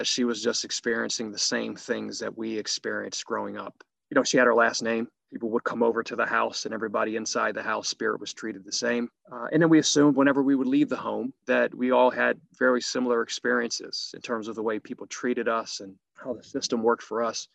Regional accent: Harrisburg, Pennsylvania, United States; also born or lived in Bradford; I was born in Bradford, but raised in Harrisburg, Pennsylvania

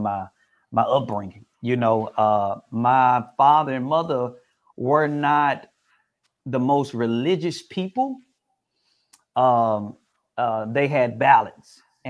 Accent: Memphis, Tennessee, United States; growing up in Memphis, Tennessee

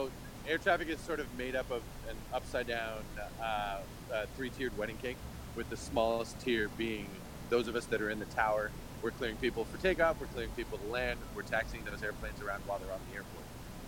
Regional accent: Los Angeles, California, United States; Being an L.A. fan growing up, it was fun, but it was like being a glutton for punishment.

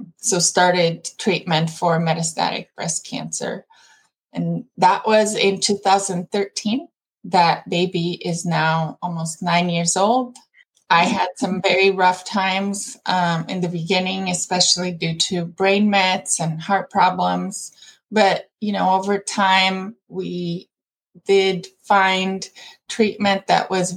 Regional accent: Brazil; moved away as an adult; now in United States; So I'm originally from Brazil. I have been living in the U.S. for about half my life. I came for college and have stayed.

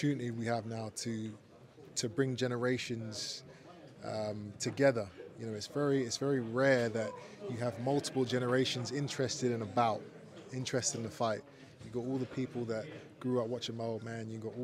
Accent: Brighton, South East England, United Kingdom; we're gonna prepare diligently in England, in my hometown

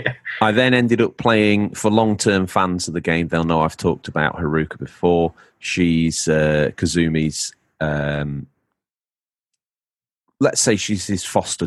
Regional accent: England, United Kingdom; now in New York, United States; You can hear it in my accent when I talk. I'm an Englishman in New York.

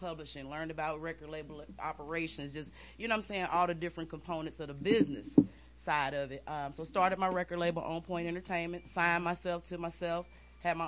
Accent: Midwest, United States; I'm from the Midwest

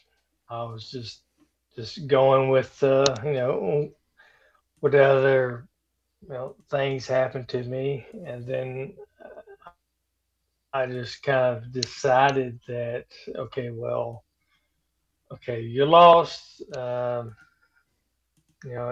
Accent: Tennessee, United States; moved away as an adult; also born or lived in South Carolina / Japan / California; I grew up in Tennessee. Born and raised

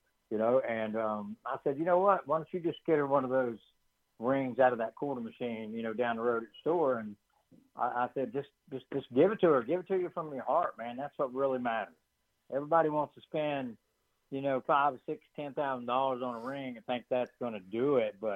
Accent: Bluefield, Virginia, United States; growing up in Bluefield, Virginia

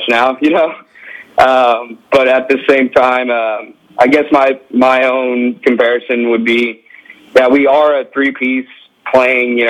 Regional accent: United States; also born or lived in Louisiana / Houston, Texas; growing up in Texas and Louisiana

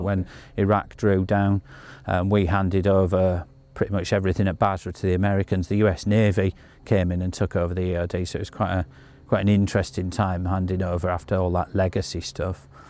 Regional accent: Yorkshire and the Humber, United Kingdom; being a Yorkshire lad

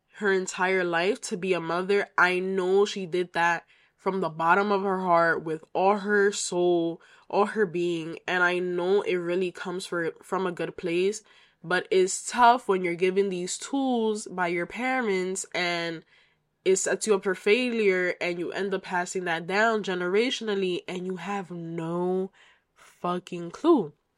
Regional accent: United States; I am of Dominican heritage, so I am Dominican American. And yeah, so I was raised by a single mother who migrated to the United States um, before I was born

